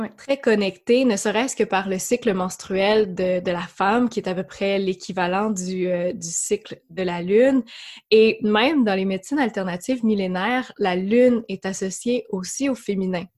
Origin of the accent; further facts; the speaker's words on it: Quebec, Canada; accent: Québécois; J'habite, euh, comme vous le devinerez par mon accent, amie française, au Québec, euh, dans une région qui s'appelle l'Estrie.